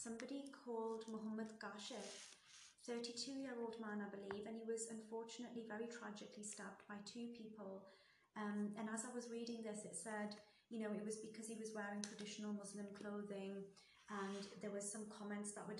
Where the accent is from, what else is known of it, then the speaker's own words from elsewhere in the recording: Newcastle upon Tyne, North East England, United Kingdom; moved away as an adult; also born or lived in Saudi Arabia; I'm from Newcastle, and Newcastle's such a small town